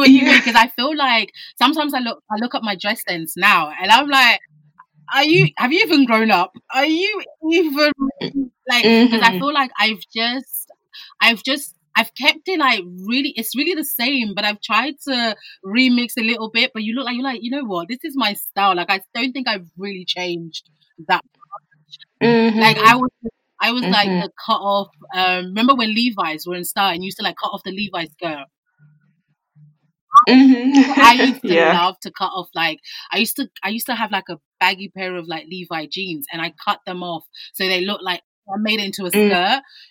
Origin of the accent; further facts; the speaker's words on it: Croydon, London, United Kingdom; I'm from Croydon too.